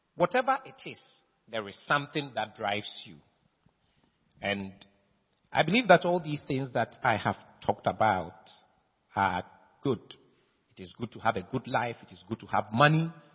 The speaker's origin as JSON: {"language": "English", "country": "Ghana", "tie": "born or raised there", "said": "I am a Ghanaian. My father and my mother were Ghanaians. I was born in Ghana by Ghanaian parentage"}